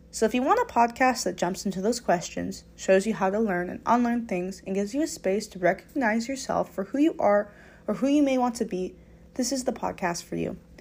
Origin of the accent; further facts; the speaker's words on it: United States; as an American